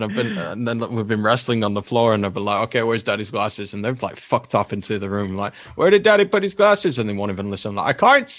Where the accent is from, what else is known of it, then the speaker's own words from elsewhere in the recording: England, United Kingdom; No, man, I'm from England.